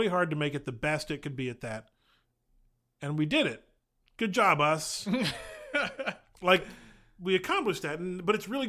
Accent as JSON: {"language": "English", "town": "Boston", "region": "Massachusetts", "country": "United States", "tie": "born or raised there", "said": "The same way growing up in Boston, you couldn't not celebrate the Red Sox winning in 2004."}